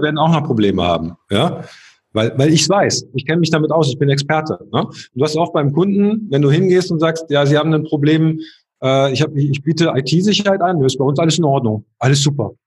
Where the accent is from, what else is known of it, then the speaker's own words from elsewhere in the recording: a small town near Aachen, North Rhine-Westphalia, Germany; in meinem Heimatort, das war so ein kleines Städtchen in der Nähe von Aachen